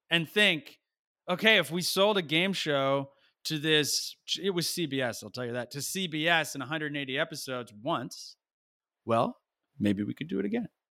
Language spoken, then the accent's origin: English; New Jersey, United States; I was a kid from Nowheresville, New Jersey